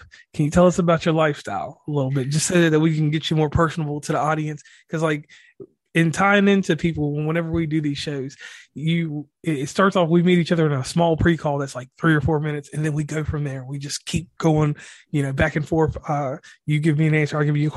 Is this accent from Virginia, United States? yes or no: yes; Virginia, United States; Growing up in Virginia, that's where I'm originally from